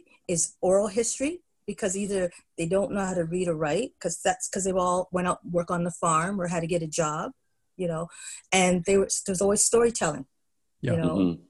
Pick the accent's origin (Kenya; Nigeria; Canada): Canada; Windsor, Nova Scotia; born there; My connection with Nova Scotia was I was born there. I was born in Windsor, and that is, the county is Annapolis Valley, so I'm really a valley girl.